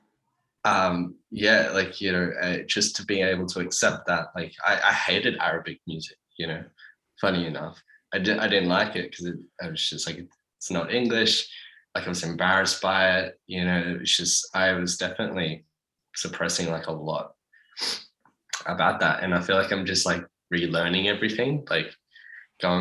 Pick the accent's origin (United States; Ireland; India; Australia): Australia; Sydney, New South Wales; growing up in the Shire